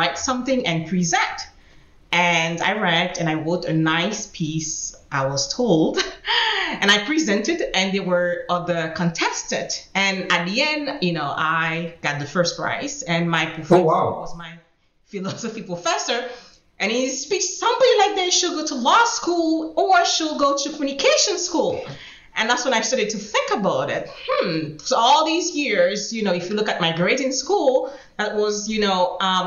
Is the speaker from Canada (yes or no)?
no; Haiti; English is a second language; moved away as an adult; also born or lived in New York; now in United States; I was born and I grew up in Haiti